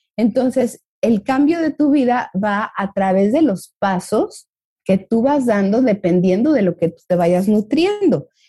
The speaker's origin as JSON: {"language": "Spanish", "country": "Mexico", "said": "como mexicanos veo ahí una tendencia"}